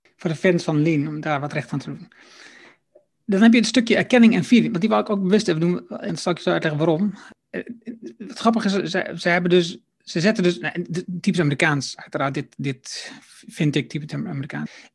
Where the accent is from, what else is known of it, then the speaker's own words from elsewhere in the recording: Netherlands; als Nederlander